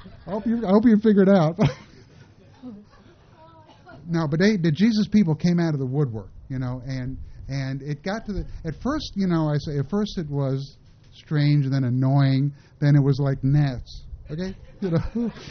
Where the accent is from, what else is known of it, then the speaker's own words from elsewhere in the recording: New York City, New York, United States; I was born in New York City, raised Jewish.